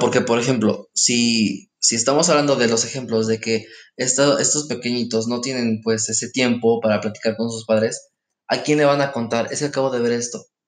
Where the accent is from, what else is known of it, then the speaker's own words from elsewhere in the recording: Mexico; como buenos mexicanos